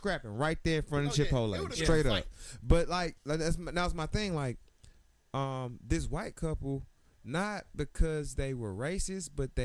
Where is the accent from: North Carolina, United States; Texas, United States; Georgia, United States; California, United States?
Georgia, United States; Atlanta; I'm from Atlanta